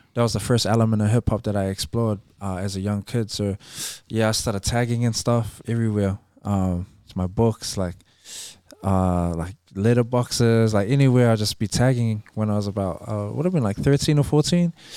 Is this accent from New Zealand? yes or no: yes; Auckland, New Zealand; growing up in Avondale